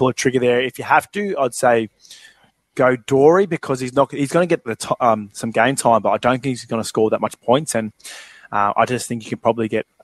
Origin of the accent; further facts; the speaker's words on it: Granville, New South Wales, Australia; I grew up in Granville. It's a bit of the hood.